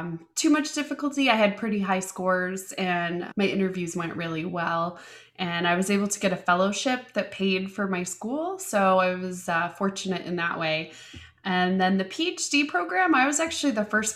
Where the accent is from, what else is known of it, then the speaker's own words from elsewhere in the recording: Indiana, United States; also born or lived in Colorado / Chicago / London; they moved back to my dad's hometown in Indiana. And then I lived there until college